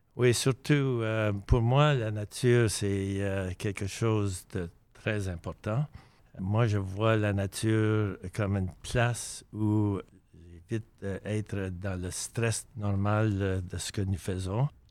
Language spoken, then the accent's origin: French; Coquitlam, British Columbia, Canada; comme natif de malarville, je considère que je suis un francophone très fier de l'être.